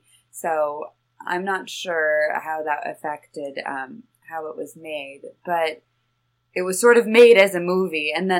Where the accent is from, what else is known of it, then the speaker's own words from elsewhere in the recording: Portland, Oregon, United States; I'm from Portland, Oregon